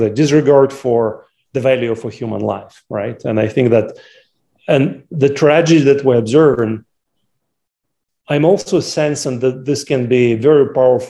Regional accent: Grozny, Chechnya, Russia; moved away as an adult; also born or lived in Moscow, Russia; I was born in the Soviet Union, in a part of the Soviet Union called Chechnya, in the city of Grozny, on the south of Soviet Union. And that's where I grew up

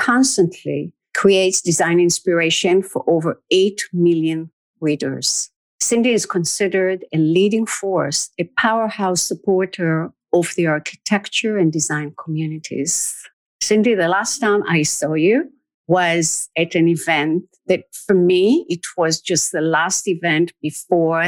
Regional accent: Israel; moved away as an adult; now in New York, United States; I grew up in Israel and moved to New York in my early 20s.

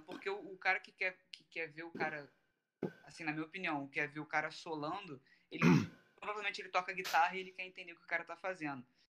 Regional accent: Rio de Janeiro, Brazil; eu, o … e o …, a gente é do Rio.

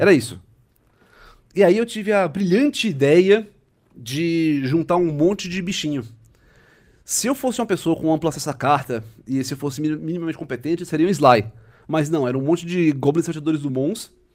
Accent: Recife, Pernambuco, Brazil; Em Recife, eu sou recifense

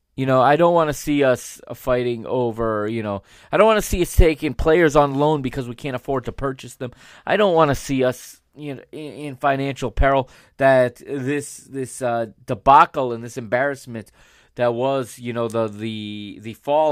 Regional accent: United States; I am an American

